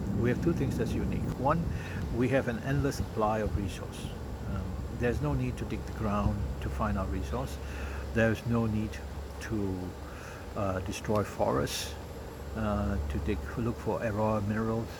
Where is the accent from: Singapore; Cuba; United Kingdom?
Singapore; being a Singaporean, we are a pragmatic lot.